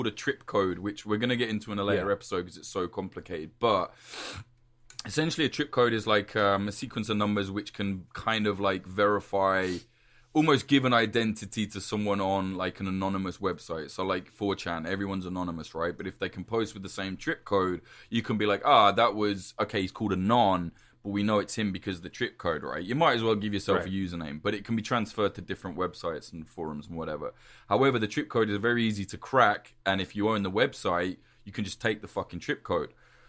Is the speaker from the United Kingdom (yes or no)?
yes; United Kingdom; because I'm a Brit, right? So I can't even vote in America.